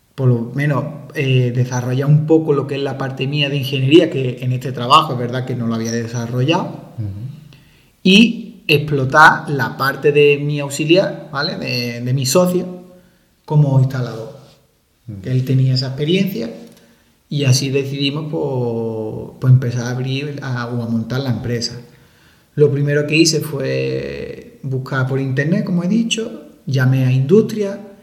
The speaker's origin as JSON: {"language": "Spanish", "town": "Málaga", "region": "Andalusia", "country": "Spain", "also_born_or_lived": "Santiago de Compostela", "moved": "as an adult", "said": "siendo malagueño"}